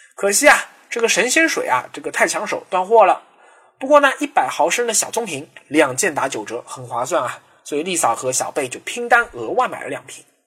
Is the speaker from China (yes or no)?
yes; China; 作为中国人啊